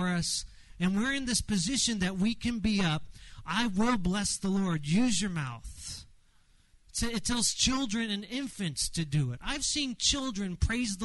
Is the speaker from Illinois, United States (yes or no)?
no; Los Angeles, California, United States; I grew up in Los Angeles, went to Dodger Stadium